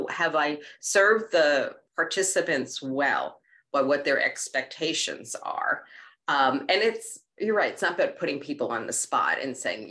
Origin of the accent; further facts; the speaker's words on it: New York City, New York, United States; When I was a kid growing up in Queens